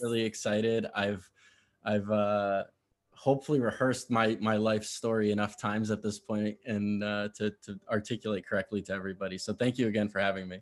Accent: Connecticut, United States; I grew up in Connecticut, uh, that was where I spent most of my childhood

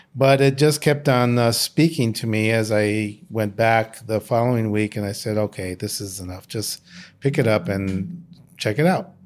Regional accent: United States; My parents are from Mexico, but I was born in the United States

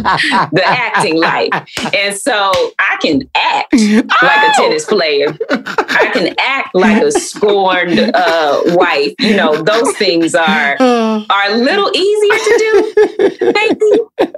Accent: Atlanta, Georgia, United States; growing up in Atlanta is hot.

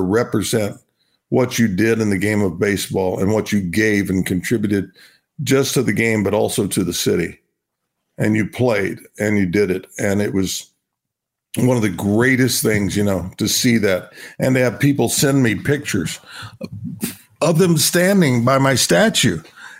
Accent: Binger, Oklahoma, United States; I'm a kid from Binger, Oklahoma. I'll be that, you know, for the rest of my life.

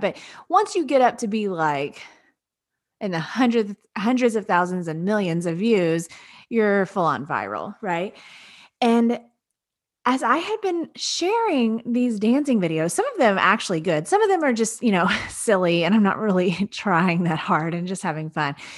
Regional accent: Lake Jackson, Texas, United States; my hometown of Lake Jackson, Texas

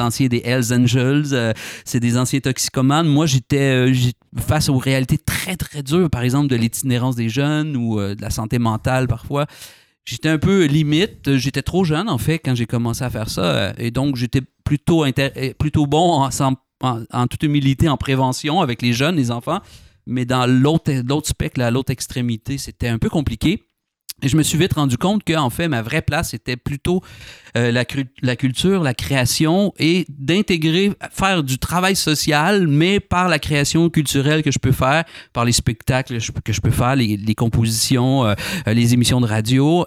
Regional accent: Trois-Rivières, Quebec, Canada; accent: Québécois; moved away as an adult; also born or lived in Montreal, Canada; now in France; je viens de Trois-Rivières. Trois-Rivières en plein cœur du Québec.

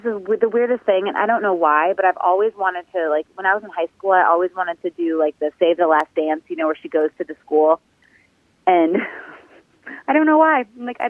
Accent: 40 minutes northeast of Detroit, Michigan, United States; now in Nashville, United States; I was born in Detroit, but I can't say I'm from Detroit, even though I like to give me like some street cred, but I'm from 40 minutes northeast.

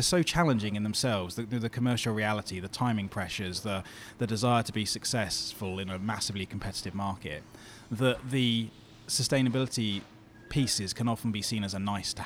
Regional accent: Bournemouth, South West England, United Kingdom; moved away; This is where I grew up in Bournemouth

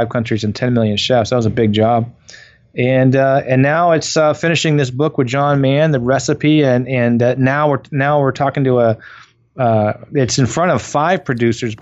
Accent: Waterford, Vermont, United States; moved away; I grew up in Waterford, Vermont, and my mom and dad owned a Country Inn.

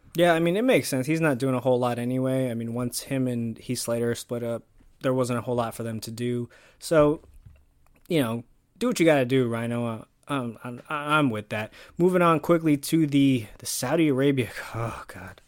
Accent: Canada; Us Canadians stick together.

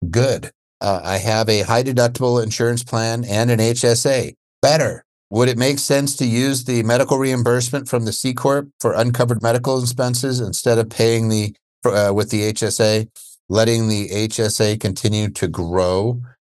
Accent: Pennsylvania, United States; moved away; also born or lived in Seattle, Washington; I'm from P A myself

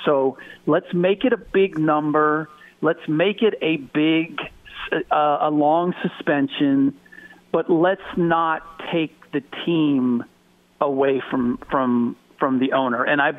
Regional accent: Cincinnati, Ohio, United States; Look, I'm from Cincinnati. I'm from Ohio.

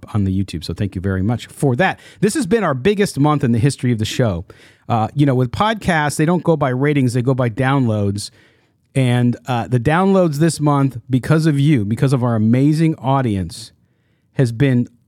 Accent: California, United States; my family got to California when we grew up in California.

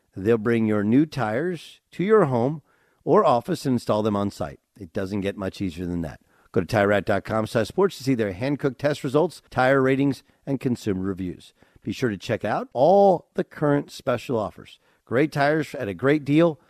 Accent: Milwaukee, Wisconsin, United States; I was born in Milwaukee

